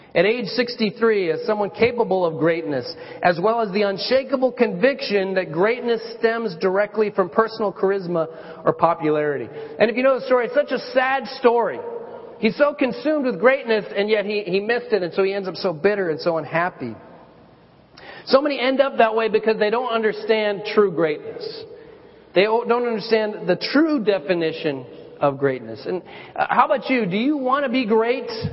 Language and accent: English; Colorado, United States; I, I lived in, uh, I grew up in Colorado